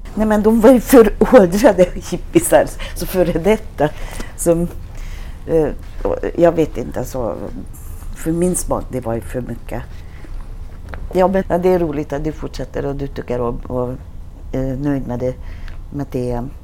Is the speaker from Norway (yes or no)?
no; Hungary; Swedish is a second language; moved away as an adult; now in Sweden; Jag kom till Sverige från Ungern i 80-talet